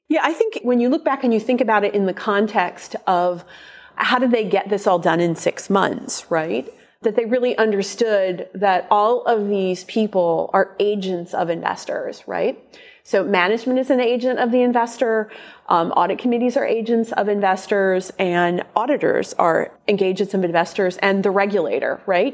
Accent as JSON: {"language": "English", "town": "Omaha", "region": "Nebraska", "country": "United States", "tie": "born or raised there", "said": "my hometown of Omaha"}